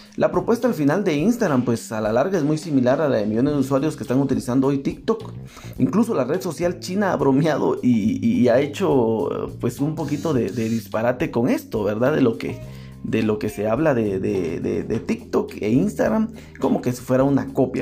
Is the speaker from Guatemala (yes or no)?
yes; Guatemala; en mi país en Guatemala